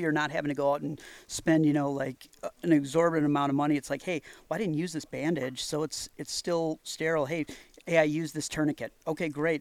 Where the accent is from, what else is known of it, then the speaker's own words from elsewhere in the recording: Wisconsin, United States; I'm from Wisconsin